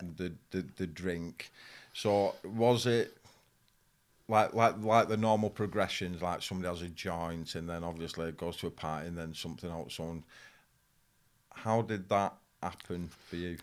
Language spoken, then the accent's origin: English; Farnworth, North West England, United Kingdom; I grew up in Farnworth, people know about. But Bolton is a big town